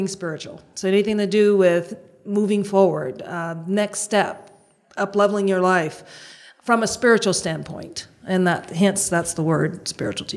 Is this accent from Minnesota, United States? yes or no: no; Boston, Massachusetts, United States; I'm born and raised in Boston.